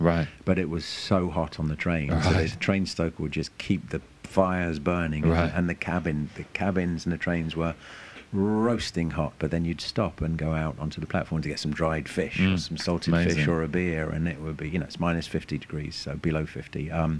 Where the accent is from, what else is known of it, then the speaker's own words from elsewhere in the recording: London, United Kingdom; explained that I was a filmmaker from London and I wanted to make a film about him.